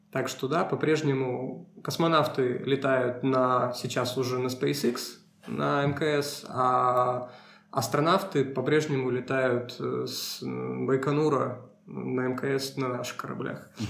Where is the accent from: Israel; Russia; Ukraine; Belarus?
Russia; Ну, не Сибирь, да, мы, мы из России.